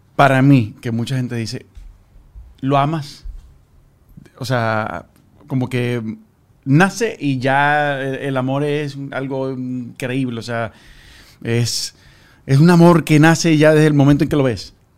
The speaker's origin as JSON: {"language": "Spanish", "town": "Maracaibo", "region": "Zulia", "country": "Venezuela", "said": "yo soy de Maracaibo."}